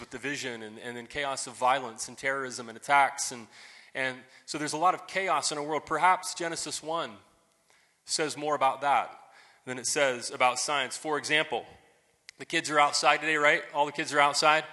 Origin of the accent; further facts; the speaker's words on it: United States; here we're all good Americans